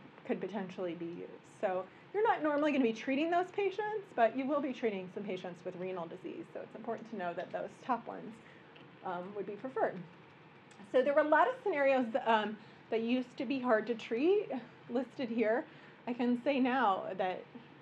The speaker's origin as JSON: {"language": "English", "region": "Midwest", "country": "United States", "moved": "yes", "lives_now": "New York, United States", "said": "I'm a Midwesterner."}